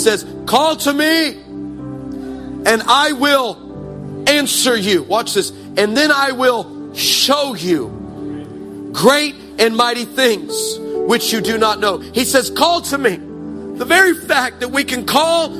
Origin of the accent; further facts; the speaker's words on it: United States; I can say this as an American.